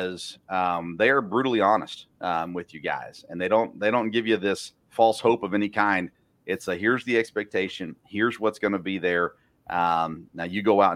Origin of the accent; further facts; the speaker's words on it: Tennessee, United States; moved away; I grew up in Tennessee, just south of Vanderbilt